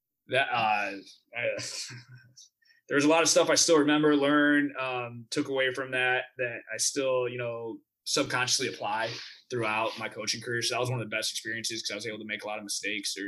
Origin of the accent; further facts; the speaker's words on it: Midwest, United States; moved away; I'm from the Midwest originally